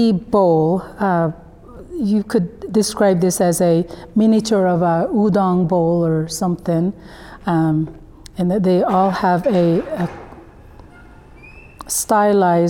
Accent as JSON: {"language": "English", "country": "South Korea", "moved": "yes", "said": "my home country, South Korea"}